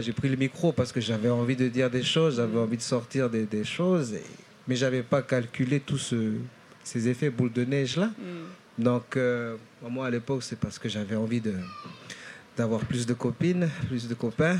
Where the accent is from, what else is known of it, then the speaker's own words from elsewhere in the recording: Nouméa, South Province, New Caledonia; also born or lived in Lifou, Loyalty Islands, New Caledonia; je suis né dans, une de ces îles-là, donc l'île de l'Ifou